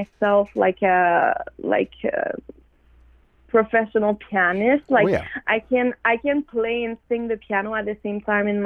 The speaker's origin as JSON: {"language": "English", "town": "Montreal", "region": "Quebec", "country": "Canada", "said": "I'm from Wendat Nation, from Montreal"}